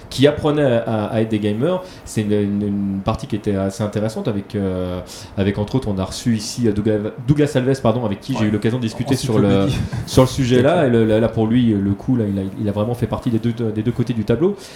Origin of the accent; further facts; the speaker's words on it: France; chez nous en France